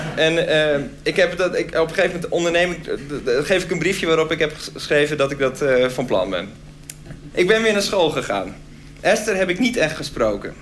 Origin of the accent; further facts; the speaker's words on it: Groningen, Netherlands; Ik kwam zelf uit Groningen